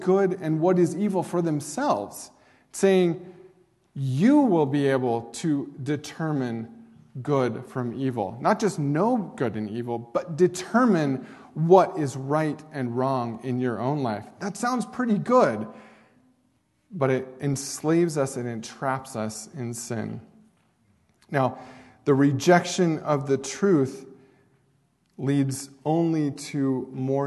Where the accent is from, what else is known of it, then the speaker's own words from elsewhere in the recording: Oregon, United States; now in Douglas, Wyoming, United States; Oregon, because that is my home state